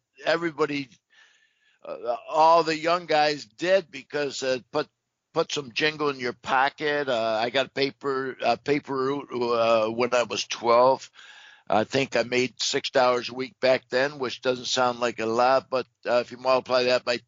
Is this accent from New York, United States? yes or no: yes; Binghamton, New York, United States; I was born and raised in Binghamton, New York